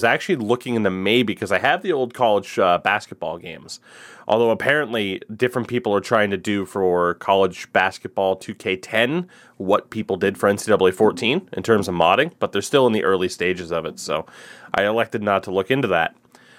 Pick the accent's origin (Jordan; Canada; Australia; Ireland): Canada; And as you said, problem, I'm Canadian.